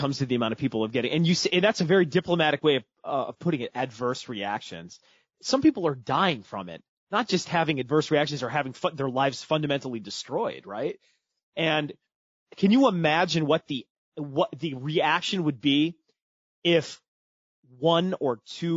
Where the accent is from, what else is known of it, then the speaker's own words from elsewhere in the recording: Midwest, United States; also born or lived in Houston, Texas; I was born in the United States, born in Houston, Texas, was raised in the Midwest